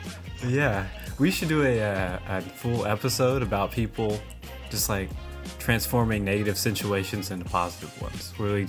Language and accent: English; Oklahoma City, Oklahoma, United States; I was born mixed in the inner city of OKC on the South Side.